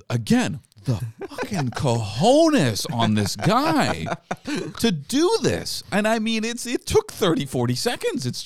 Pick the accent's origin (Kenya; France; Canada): France; born there; also born or lived in England / New York City; I grew up. I was born in France.